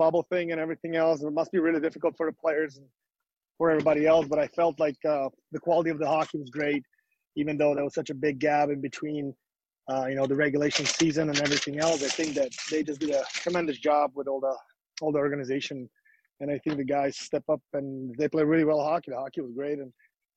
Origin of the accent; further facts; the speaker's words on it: Slovakia; moved away; where I'm from, Slovakia